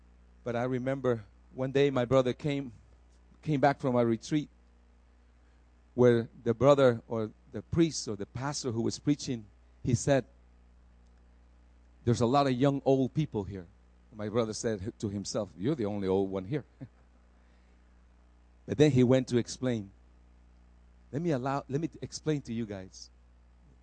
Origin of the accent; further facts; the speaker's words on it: El Salvador; moved away; I was a traditional Catholic in a Catholic school in El Salvador